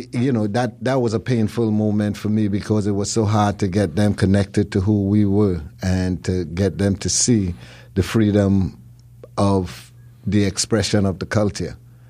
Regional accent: Chicago, Illinois, United States; Growing up in Chicago, we had one part of the Caribbean, of the West Indies, that we could celebrate, which was Jamaica

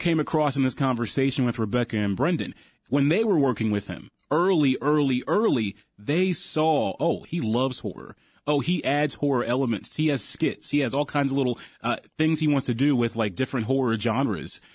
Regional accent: Ohio, United States; I'm from Ohio, great state of Ohio

